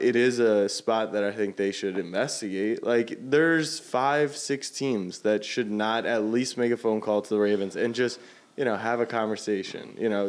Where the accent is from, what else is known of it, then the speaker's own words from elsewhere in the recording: Baltimore, Maryland, United States; moved away; I don't live in Baltimore anymore. My parents aren't there. I don't go home to Baltimore.